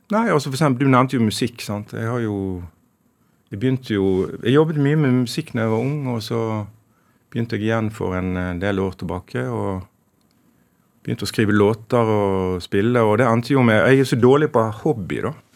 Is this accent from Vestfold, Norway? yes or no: no; Sandane, Vestland, Norway; moved away; also born or lived in Stavanger / Bergen; Jeg har jo født i Stavanger og vokst opp i, på Sandane i Nordfjord